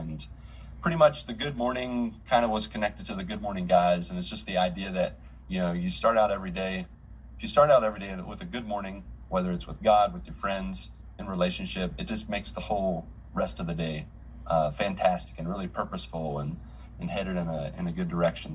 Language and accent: English; Grafton, West Virginia, United States; moved away as an adult; now in Brazil; I grew up in West Virginia in a little town of Grafton, 7,000 people